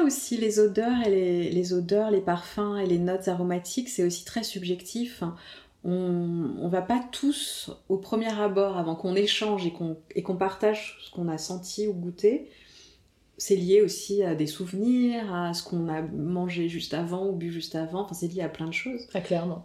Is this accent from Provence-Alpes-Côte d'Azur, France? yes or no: no; Paris, Île-de-France, France; Je suis une vraie parisienne, hein, une vraie parisienne qui dès qu'elle va ailleurs, à la campagne, euh, dès qu'elle voit un arbre ou une fleur, elle est en extase